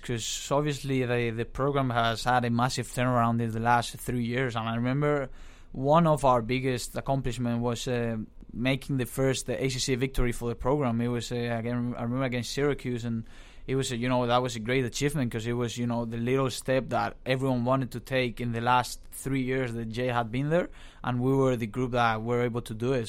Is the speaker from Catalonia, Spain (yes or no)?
no; Valencia, Valencian Community, Spain; moved away as an adult; also born or lived in Pittsburgh, United States; now in Los Angeles, United States; being from Spain, uh, you, you get that, that growing up with all the, uh, soccer around you.